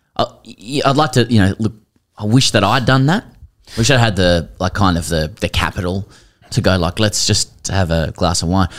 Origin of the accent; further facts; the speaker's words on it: Australia; we're Australian